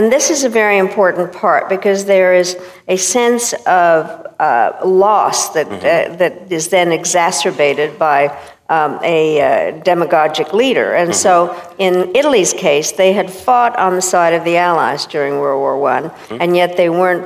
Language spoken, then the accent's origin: English; Czechia; I was born in Czechoslovakia in 1937